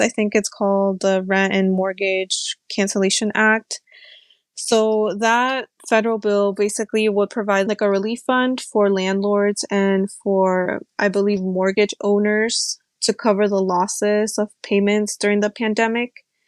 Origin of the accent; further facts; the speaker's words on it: Alexandria, Virginia, United States; also born or lived in Peru; I'm a longtime resident of Alexandria City. I immigrated here from Peru when I was about six years old with my family